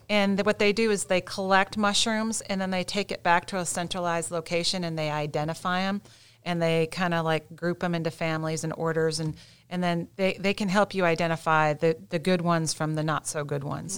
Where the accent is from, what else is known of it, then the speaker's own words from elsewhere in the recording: Midwest, United States; now in Gaston County, North Carolina, United States; I'm from the Midwest originally